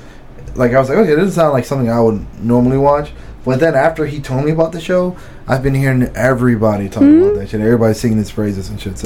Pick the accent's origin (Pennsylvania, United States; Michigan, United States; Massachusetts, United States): Pennsylvania, United States; Philadelphia; I grew up in Philly too, so there was always a lot of fighting, bro.